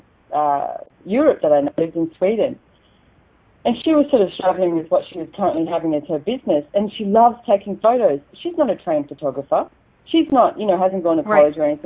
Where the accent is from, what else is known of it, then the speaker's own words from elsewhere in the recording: Australia; accent: Aussie; my Aussie accent